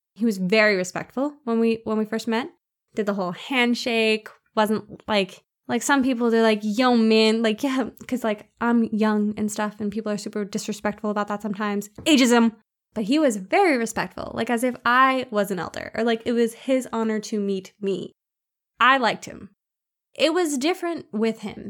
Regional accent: Philadelphia, Pennsylvania, United States; I was also born and raised in South Philly, where I still live

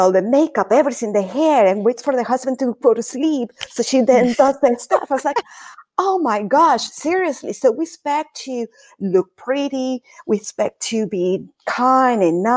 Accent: Caracas, Capital District, Venezuela; moved away as an adult; now in United States; I was born and raised in Caracas, Venezuela

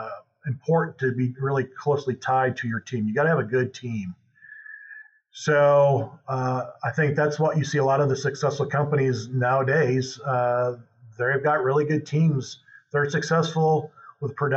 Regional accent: Michigan, United States; moved away as an adult; now in Oklahoma, United States; I'm originally from Michigan. So I came down to OSU for my master's in geology

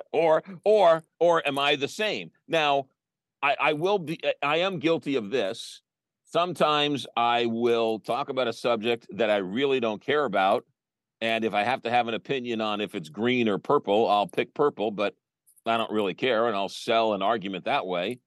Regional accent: Manhasset, New York, United States; I grew up in Manhasset on Long Island

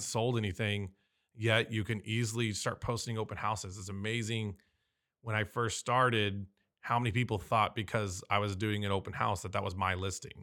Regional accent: San Diego, California, United States; I was born and raised here in San Diego

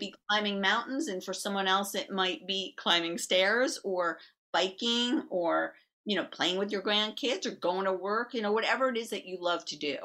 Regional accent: New York, United States; I'm from New York

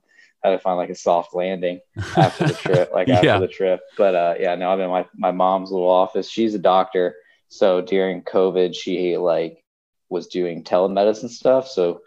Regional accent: Buford, Georgia, United States; moved away as an adult; also born or lived in Colorado; I grew up in Buford, Georgia, which is actually where I am today. I'm in Buford, Georgia, and I'm at my parents' farm.

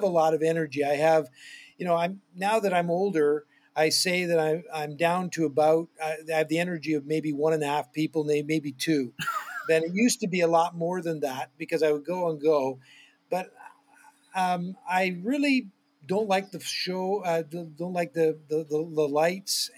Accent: near Toronto, southern Ontario, Canada; I grew up in southern Ontario, Canada, near Toronto

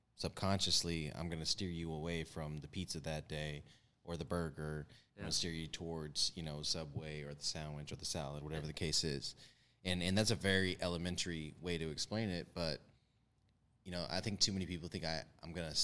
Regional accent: Texas, United States; I'm from Texas

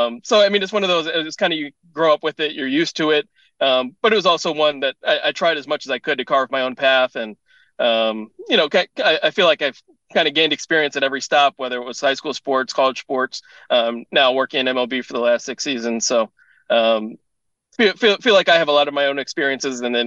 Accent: Bloomington, Minnesota, United States; moved away as an adult; also born or lived in San Diego, California / Cincinnati, Ohio; I was born in San Diego. I grew up in Minnesota, in Bloomington

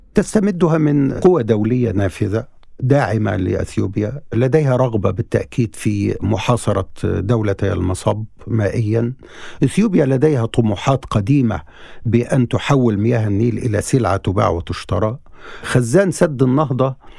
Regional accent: Egypt; نحن كصحفيين مصريين

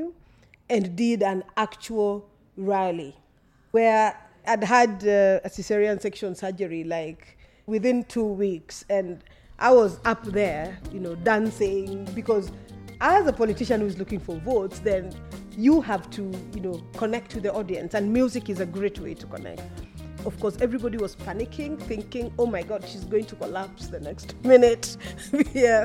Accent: Kenya; as Kenyan women

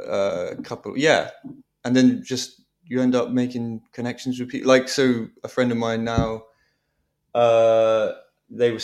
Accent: Devon, South West England, United Kingdom; Devon, in the West Country.

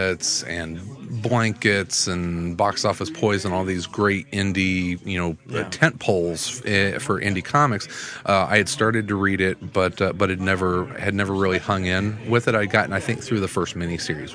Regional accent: Southern Illinois, United States; I'm from Southern Illinois

